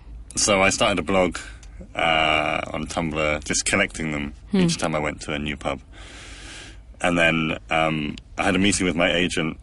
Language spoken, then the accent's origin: English; London, United Kingdom; accent: London; when I talk about football, my accent changes. It becomes more like London.